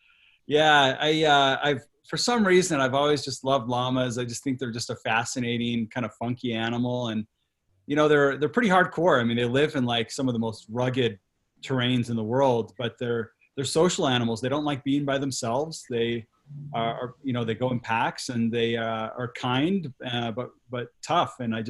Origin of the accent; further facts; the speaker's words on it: Quito, Pichincha, Ecuador; moved away; I grew up in Latin America and Ecuador, where I spent part of my childhood and teenage years. My family lived in Quito, the capital city